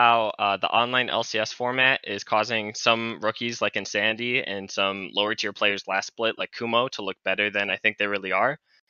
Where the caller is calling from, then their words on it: Rochester, New York, United States; I'm calling from Rochester, New York.